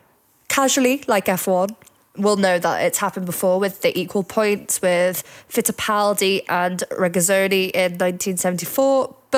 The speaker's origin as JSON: {"language": "English", "country": "United Kingdom", "said": "As a British fan"}